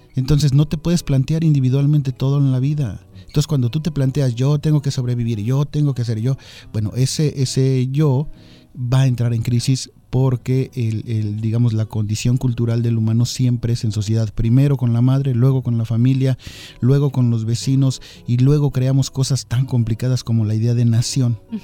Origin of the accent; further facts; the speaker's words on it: Mexico; somos los mexicanos